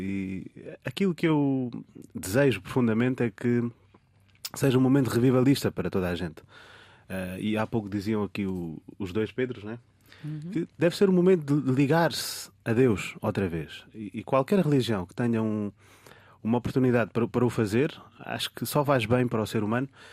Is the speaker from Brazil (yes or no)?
no; Portugal; como português que já cá nasci e cresci também